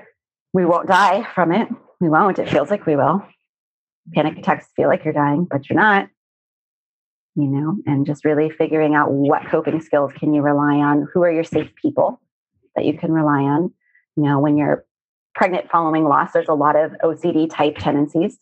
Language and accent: English; Arizona, United States; I grew up in Arizona and surrounded by a lot of saguaro cacti